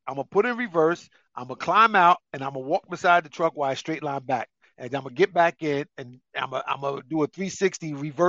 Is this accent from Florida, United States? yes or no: no; New Jersey, United States; I'm from North Jersey.